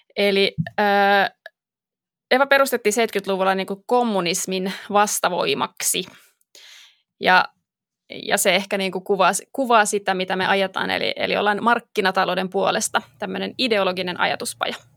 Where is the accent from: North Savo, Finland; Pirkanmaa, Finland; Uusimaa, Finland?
Uusimaa, Finland; Espoo; mä oon syntyperäinen espoolainen